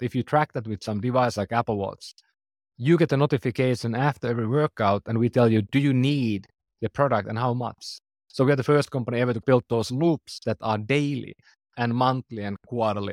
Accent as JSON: {"language": "English", "country": "Finland", "second_language": "English", "said": "I'm from Finland, for example. That's why I speak funny."}